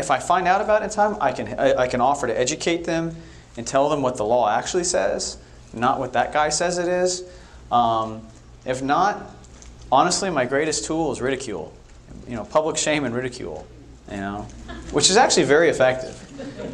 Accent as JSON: {"language": "English", "area": "Bay Area", "region": "California", "country": "United States", "tie": "born or raised there", "also_born_or_lived": "Europe", "moved": "yes", "said": "I grew up in the Bay Area in California."}